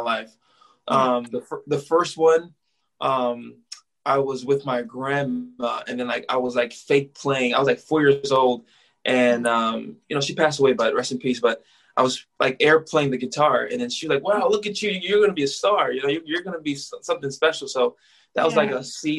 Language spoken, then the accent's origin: English; Rockland County, New York, United States; also born or lived in Nebraska / California; born and raised in New York, Rockland County